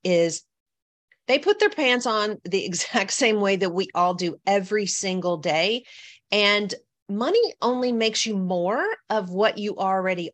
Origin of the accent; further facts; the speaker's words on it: the South, United States; I'm from the South. I'm used to people being nice